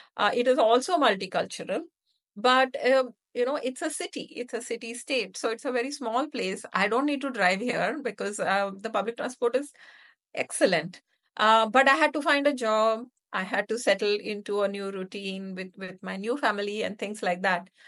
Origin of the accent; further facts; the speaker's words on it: India; moved away as an adult; also born or lived in United States / Hyderabad, India; now in Singapore; the move back to India from the U S